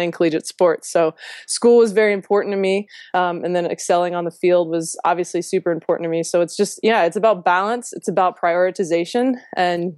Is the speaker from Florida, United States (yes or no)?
no; Louisiana, United States; moved away; also born or lived in Virginia; I'm a girl from Louisiana.